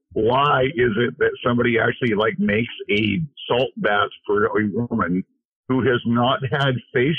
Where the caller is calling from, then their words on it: Idaho, United States; I'm from Idaho.